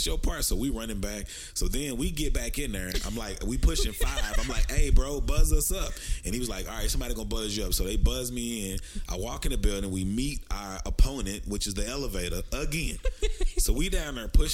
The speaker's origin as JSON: {"language": "English", "town": "Dallas", "region": "Texas", "country": "United States", "also_born_or_lived": "Texarkana", "said": "I'm from Dallas, Texas, by way of Texarkana."}